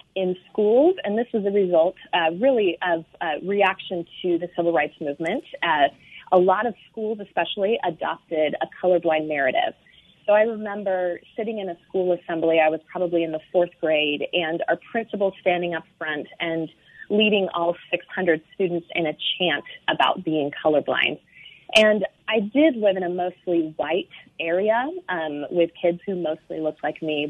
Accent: Pacific Northwest, United States; also born or lived in Seattle, Washington; now in San Francisco Bay Area, United States; I grew up in the Pacific Northwest

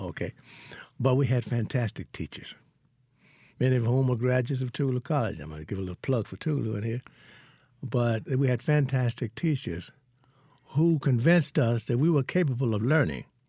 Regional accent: Hollandale, Mississippi, United States; moved away as an adult; also born or lived in Vicksburg, Mississippi / Boston, Massachusetts; I'm from Hollandale.

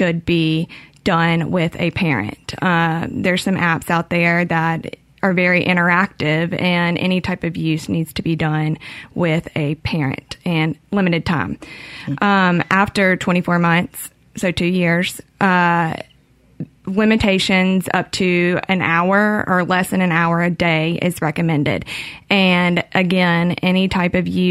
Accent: Madison, Mississippi, United States; I was born and raised in Madison, Mississippi

